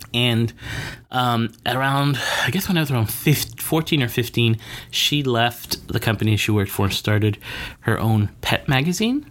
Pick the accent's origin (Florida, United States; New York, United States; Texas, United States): Florida, United States; Miami Gardens; I am a Miami native, born and raised. I grew up in Miami Gardens